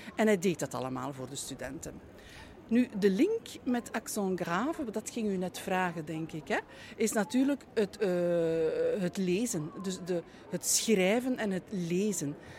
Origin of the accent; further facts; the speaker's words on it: Aalst, Flanders, Belgium; ik ben in de streek rond Aalst geboren. Eigenlijk ben ik in het hospitaal Aalst geboren. Maar dat is op amper drie, vier kilometer van mijn geboortedorp.